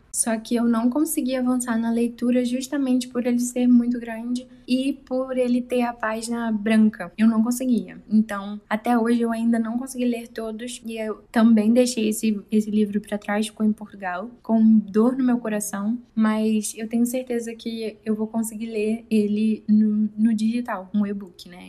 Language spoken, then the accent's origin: Portuguese; Rio de Janeiro, Brazil; also born or lived in Guapimirim, Rio de Janeiro; Lembro que quando mudamos da Vila da Penha, na capital do Rio, para Guapimirim, que é mais no interior do estado, nós passamos quase um ano sem televisão em casa e também não tinha internet. Foi entre os meus 14 e 15 anos de idade.